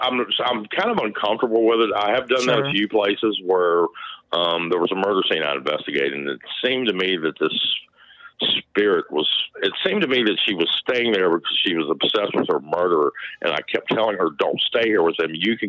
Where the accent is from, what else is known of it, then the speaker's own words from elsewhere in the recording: Staunton, Virginia, United States; I was raised here in Stanton, Virginia.